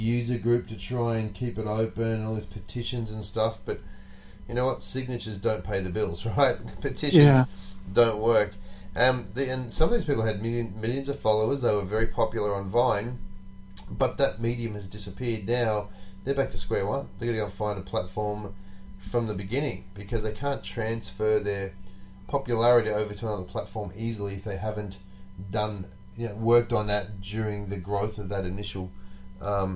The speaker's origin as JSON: {"language": "English", "country": "Australia", "tie": "born or raised there", "moved": "as an adult", "said": "growing up in Australia"}